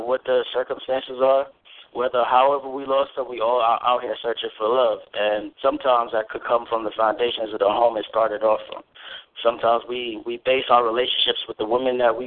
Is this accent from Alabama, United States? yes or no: no; New York, United States; also born or lived in Jamaica; now in Ohio, United States; I grew up in New York